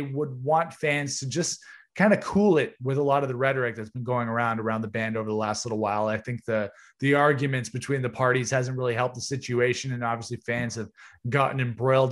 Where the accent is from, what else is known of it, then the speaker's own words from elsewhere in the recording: Canada; We're from Canada